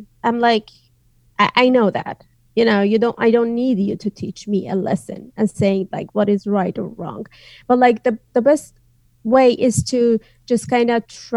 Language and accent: English; northwest Iran, Iran; first language Azerbaijani; English is a second language; moved away as an adult; now in United States; my hometown is in the northwest, which is in the border of Turkey, Azerbaijan, and Iraq.